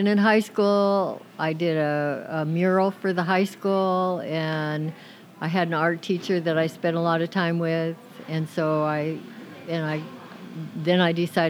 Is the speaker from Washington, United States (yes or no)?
yes; Seattle, Washington, United States; also born or lived in Kirkland, Washington; now in Camano Island, United States; I grew up in Seattle, went to Roosevelt High School.